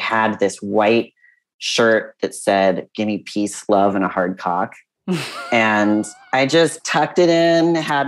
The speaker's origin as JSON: {"language": "English", "area": "Monterey County", "region": "California", "country": "United States", "tie": "born or raised there", "said": "I grew up in Monterey County in California"}